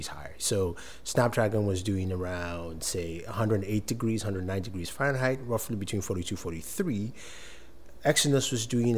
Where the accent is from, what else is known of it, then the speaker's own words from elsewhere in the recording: Nigeria; As a Nigerian